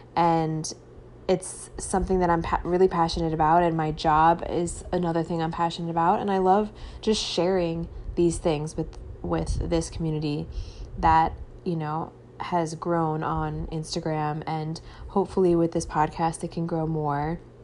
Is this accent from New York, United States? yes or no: yes; Long Island, New York, United States; moved away as an adult; now in California, United States; I am from Long Island originally